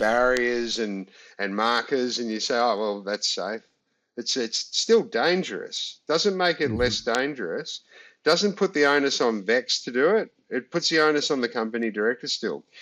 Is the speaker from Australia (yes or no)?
yes; Australia; we're Aussie